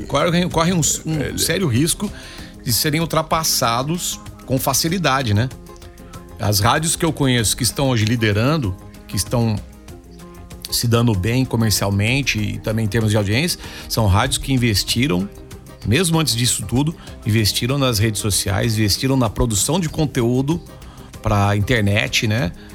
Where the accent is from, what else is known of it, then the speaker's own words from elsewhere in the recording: Campinas, São Paulo, Brazil; moved away; desde criança eu já fazia rádio quando eu morava em Campinas. Eu sou de Campinas, torcedor do Guarani